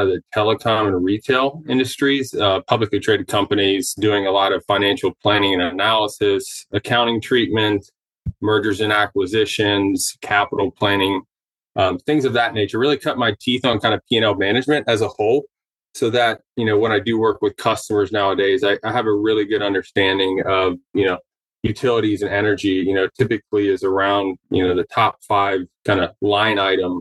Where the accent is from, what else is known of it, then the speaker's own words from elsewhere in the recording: Dayton, Ohio, United States; I grew up in the Midwest, originally from Ohio, kind of southern Ohio, Dayton